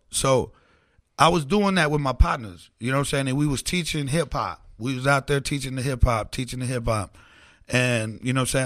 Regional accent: Oklahoma City, Oklahoma, United States; I'm a little Mexican kid from the south side. I'm from Curve Village

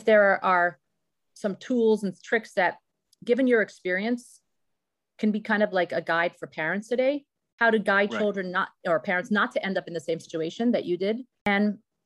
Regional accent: Morristown, United States; I grew up in Morristown

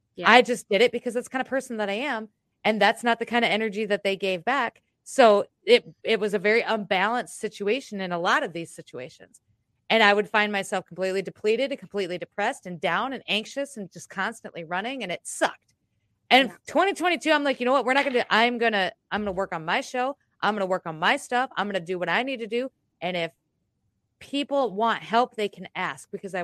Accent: United States; I am American

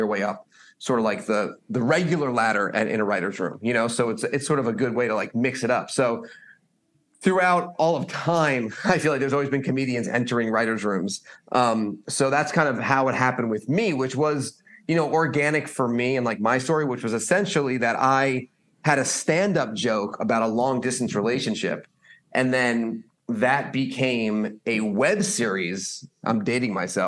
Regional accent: Stamford, Connecticut, United States; also born or lived in Boston; now in Los Angeles, United States; I'm from Stamford, Connecticut

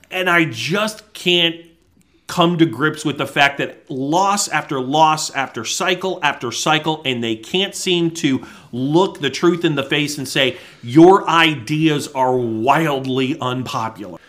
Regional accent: Connecticut, United States; my home state of Connecticut

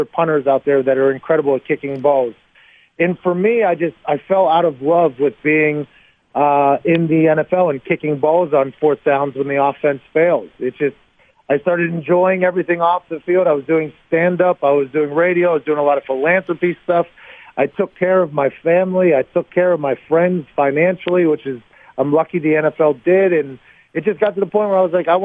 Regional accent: Pittsburgh, Pennsylvania, United States; I'm from Pittsburgh

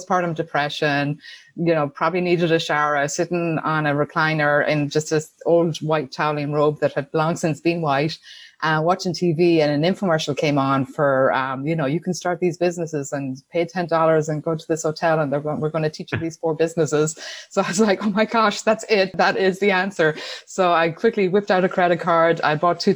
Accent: Tuam, Connacht, Ireland; accent: Irish; moved away as an adult; now in United States; I grew up in Ireland in a small town called Tuam in County Galway.

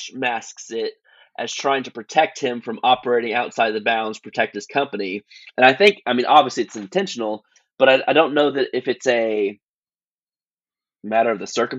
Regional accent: Alabama, United States; also born or lived in Tennessee; now in Knoxville, United States; I'm from Alabama, so I've been Alabama Crimson Tide fan my whole life

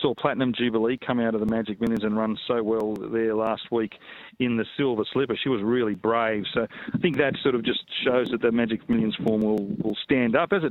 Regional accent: Kingaroy, Queensland, Australia; I'm from Kingaroy, so I grew up with Sir Joe

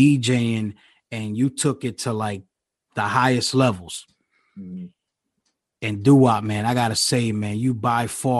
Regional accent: New York, United States; moved away as an adult; now in Philadelphia, United States; I'm from New York. You know what I'm saying? I was there till I was 22 years old. Then I'm in Philly.

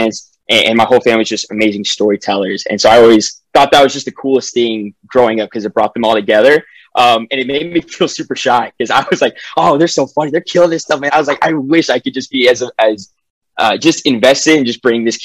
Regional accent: Katy, Texas, United States; moved away as an adult; now in Los Angeles, United States; I'm from Katy, Texas, so kind of Houston area.

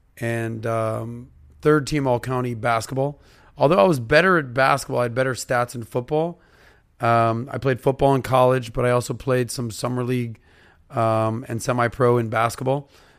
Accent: Miami, Florida, United States; The running joke with all my buddies, like if you ask anyone that I grew up in Miami or whatever my age group, they'll be like … is the best Jewish athlete in South Florida.

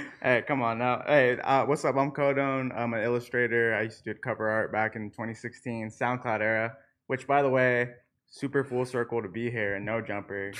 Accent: Tulsa, Oklahoma, United States; I'm from Tulsa

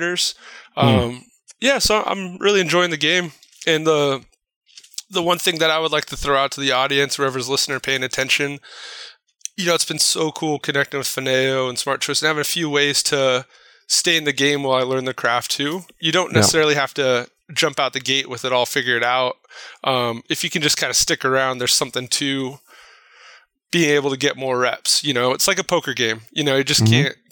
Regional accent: Placentia, California, United States; I grew up in Placentia, which is kind of blue collar town next to Yorba Linda

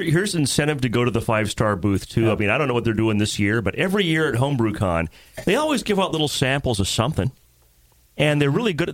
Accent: Jackson, Tennessee, United States; moved away; I spent like almost ten years near Jackson when I was a kid growing up, so not too far from Nashville

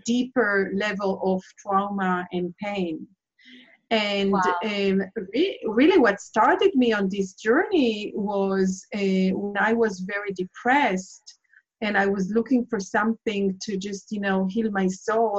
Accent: Israel; I'm originally from Israel, and I have been raised in Israel and lived through 4 wars.

